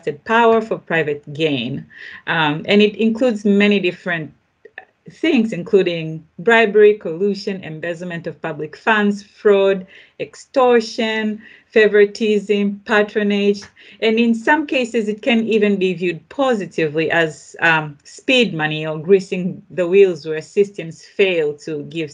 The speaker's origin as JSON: {"language": "English", "country": "Tanzania", "tie": "born or raised there", "said": "I grew up in Tanzania myself"}